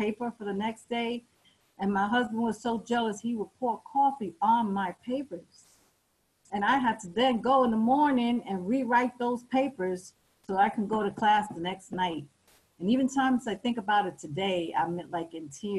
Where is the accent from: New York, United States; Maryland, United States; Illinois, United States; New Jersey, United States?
New York, United States; New York City; I lived in New York City, I'm from New York